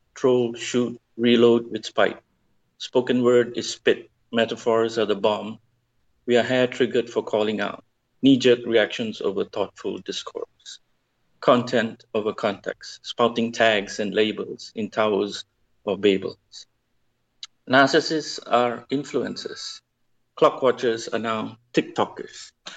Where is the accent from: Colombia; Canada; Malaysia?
Malaysia; I'm from Malaysia